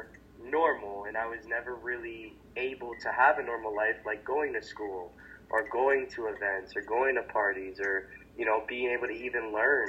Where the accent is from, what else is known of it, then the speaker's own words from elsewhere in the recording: Hamilton, Ontario, Canada; I am from Hamilton, Ontario, Canada, which is about an hour away from Toronto on a good day, depending on traffic